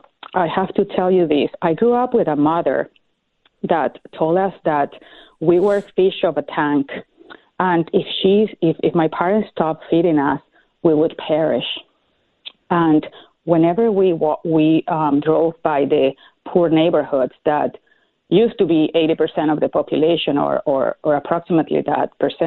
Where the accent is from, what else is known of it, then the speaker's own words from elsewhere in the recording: Venezuela; moved away as an adult; Well, I grew up in Venezuela, and And I was there until I finished my law degree, and I worked for the Supreme Court before Chavez started his this new regime. So I haven't really lived in Venezuela since that 1998 when he won elections.